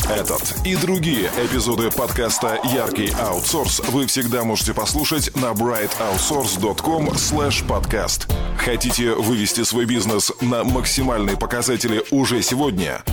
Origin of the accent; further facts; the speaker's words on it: Odesa, Odesa Oblast, Ukraine; moved away as an adult; also born or lived in San Francisco, United States; now in Los Angeles, United States; я родился, закончил школу в Одессе, я уехал в Америку в 91 году